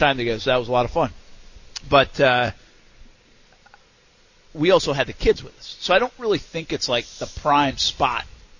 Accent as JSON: {"language": "English", "town": "East Providence", "region": "Rhode Island", "country": "United States", "tie": "born or raised there", "moved": "yes", "lives_now": "Jacksonville, United States", "said": "I grew up in East Providence, Rhode Island."}